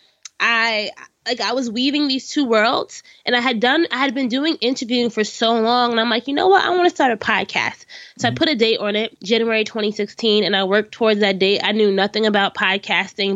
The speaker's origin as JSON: {"language": "English", "town": "Orange", "region": "New Jersey", "country": "United States", "tie": "born or raised there", "said": "my hometown of Orange, New Jersey"}